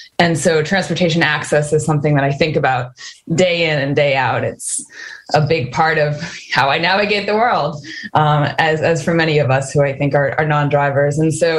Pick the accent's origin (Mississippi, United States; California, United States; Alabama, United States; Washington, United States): Washington, United States; Olympia; And I grew up here in Washington State as well. I born and raised in Olympia, went to high school in Tacoma, lived in other parts of the country for a while, and now I am back here in Washington State